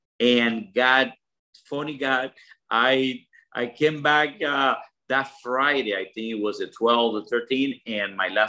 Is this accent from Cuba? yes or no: yes; Cuba; moved away; what I learned, Will and Bear, is that, you know, I came from Cuba in a boat.